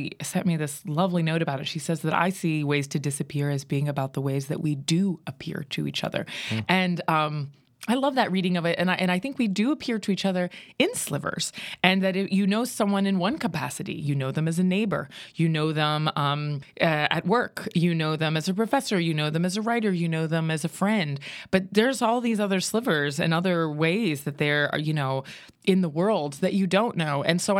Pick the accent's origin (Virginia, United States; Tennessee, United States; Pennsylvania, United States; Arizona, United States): Pennsylvania, United States; And I grew up in Western Pennsylvania. And so there was no art really happening in the little, you know, Rust Belt dying town where I was born.